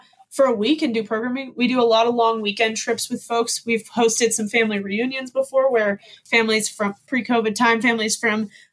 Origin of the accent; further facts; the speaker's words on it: outside Chicago, Illinois, United States; now in Park City, United States; I grew up outside Chicago